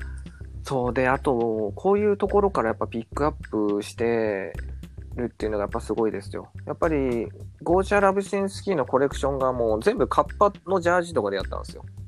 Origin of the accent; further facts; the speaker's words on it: Nagasaki, Japan; 僕長崎なんですけど、えー、あの近所にねセルフ松尾っていうお店があったんですよ